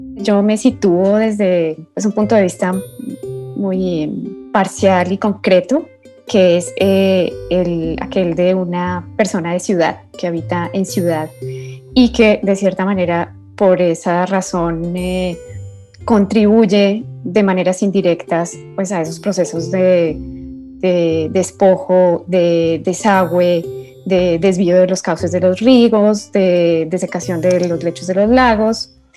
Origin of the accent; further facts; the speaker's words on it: Colombia; moved away as an adult; now in Mexico City, Mexico; originaria de Colombia, mexicana de adopción, resido en la Ciudad de México desde hace siete años